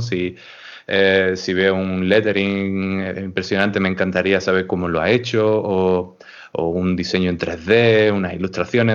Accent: Huelva, Andalusia, Spain; soy de Huelva

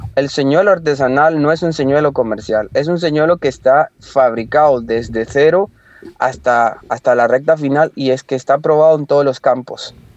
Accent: Limón, Costa Rica; moved away; yo soy de Costa Rica, soy de la parte del Caribe, de Limón

